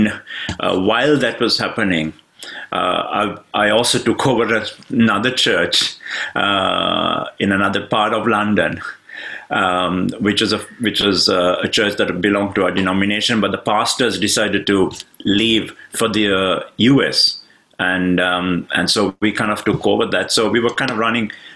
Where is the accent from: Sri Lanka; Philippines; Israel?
Sri Lanka; moved away as an adult; now in United Kingdom; I come originally from Sri Lanka, and I'm now based in the UK. It's been 23 years since we've been in the UK